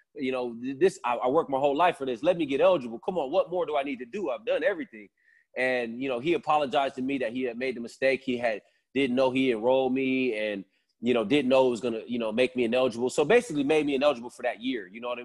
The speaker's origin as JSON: {"language": "English", "town": "Sacramento", "region": "California", "country": "United States", "said": "I'm from Sacramento, so it was only an hour away."}